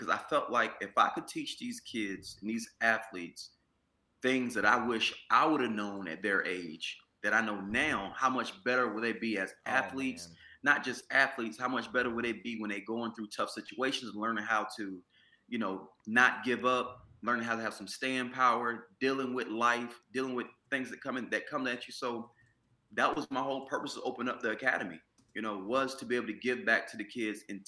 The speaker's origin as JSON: {"language": "English", "town": "Washington", "region": "North Carolina", "country": "United States", "said": "I'm from Washington, North Carolina."}